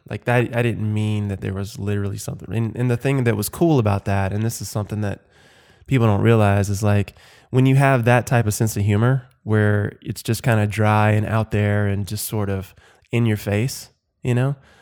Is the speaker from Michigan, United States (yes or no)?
no; Watkinsville, Georgia, United States; So I am from the South. I grew up in Georgia, Athens, Georgia, just outside of Athens, Georgia. Actually, in a tiny little blinky Mizzet town called Watkinsville.